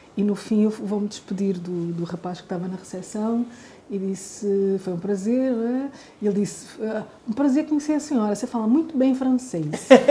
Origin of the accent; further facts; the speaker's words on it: Portugal; os lugares no Brasil onde menos estranharam o meu português foi no interior do Nordeste